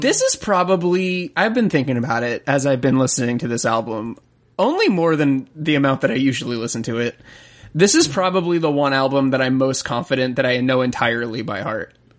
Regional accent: Florida, United States; I'm also a Southern gentleman. I'm from Florida

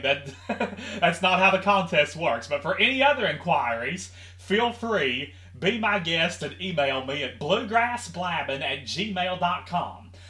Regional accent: Henderson, Kentucky, United States; my hometown of Henderson, Kentucky

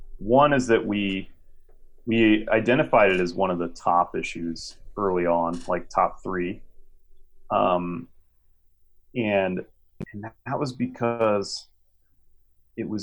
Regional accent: Idaho, United States; moved away; my home state

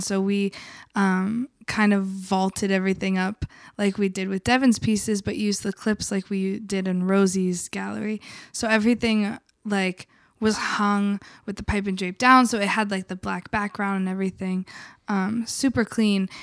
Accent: the South, United States; now in Philadelphia, United States; I grew up in the South where there was not even buses where I grew up

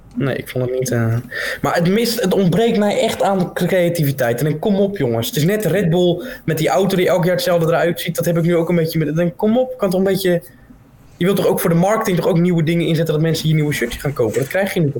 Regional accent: Netherlands; als Nederlanders zijnde

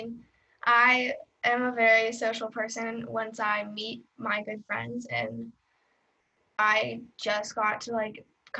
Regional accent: Portland, Oregon, United States; I'm 13, almost 14 in 40 days. I'm from Portland, Oregon. I lived here all my life. I go to Catlin Gable.

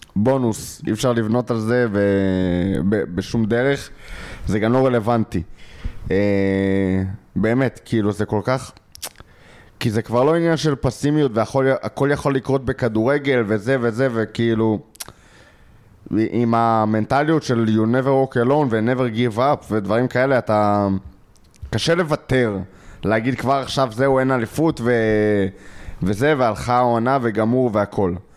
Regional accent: Israel

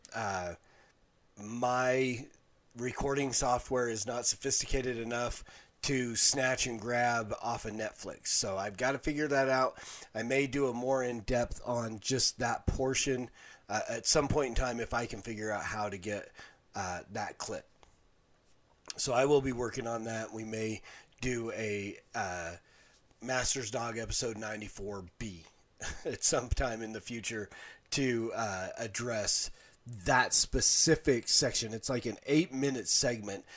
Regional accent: Salt Lake City, Utah, United States; I grew up in Salt Lake City.

